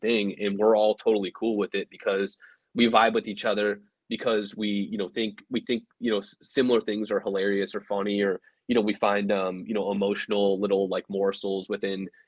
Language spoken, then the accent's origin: English; Elkhart, Indiana, United States; I grew up in Northern Indiana.